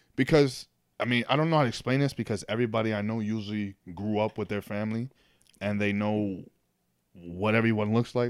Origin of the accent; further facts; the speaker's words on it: New York City, New York, United States; also born or lived in Manhattan; I was born in Manhattan, but then I but I grew up in the Bronx.